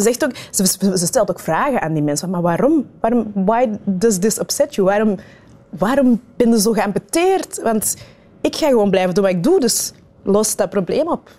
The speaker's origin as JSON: {"language": "Dutch", "area": "Kempen", "region": "Flanders", "country": "Belgium", "tie": "born or raised there", "also_born_or_lived": "Rwanda / Turnhout", "said": "En dan zijn wij verhuisd naar Turnhouten. dat is dan 15 kilometer verder van het dorpje waar ik ben opgegroeid"}